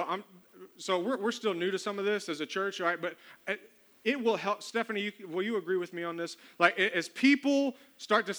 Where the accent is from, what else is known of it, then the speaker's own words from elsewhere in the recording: the South, United States; I'm from the South